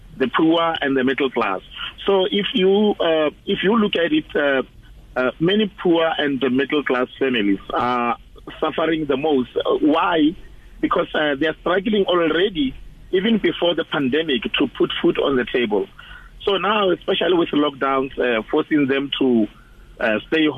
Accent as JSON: {"language": "English", "region": "Limpopo", "country": "South Africa", "tie": "born or raised there", "moved": "yes", "said": "I was born and bred in Limpopo province"}